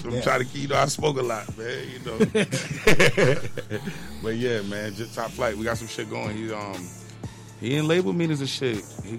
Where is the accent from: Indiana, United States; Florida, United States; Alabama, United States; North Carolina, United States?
Florida, United States; Tampa; I'm from Tampa.